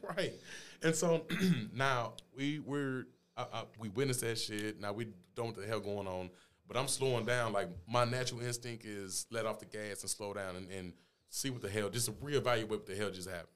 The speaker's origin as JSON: {"language": "English", "town": "St. Louis", "region": "Missouri", "country": "United States", "tie": "born or raised there", "said": "I grew up in Fountain Place"}